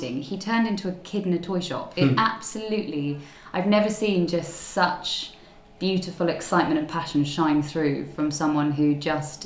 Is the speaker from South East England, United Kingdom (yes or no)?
yes; Surrey, South East England, United Kingdom; also born or lived in Zambia; grew up, born and bred in Surrey, and have been here, you know, most of the time